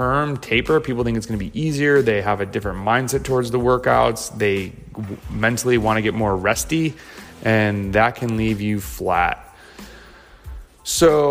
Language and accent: English; United States; also born or lived in Lincoln, Nebraska; now in North Carolina, United States; as American cyclists